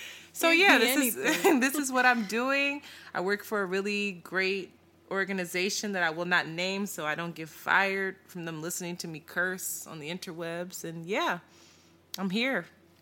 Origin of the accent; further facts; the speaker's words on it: Philadelphia, Pennsylvania, United States; I was born and raised in Philadelphia, moved around a little bit after my parents separated, started out in Roxborough, very sheltered, moved to the Northeast, back to Roxborough, to Frankfurt.